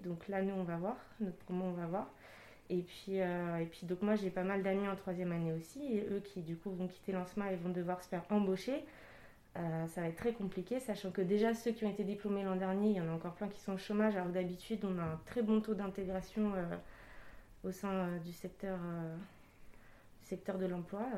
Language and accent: French; Île-de-France, France; moved away as an adult; À la base, je suis d'Île-de-France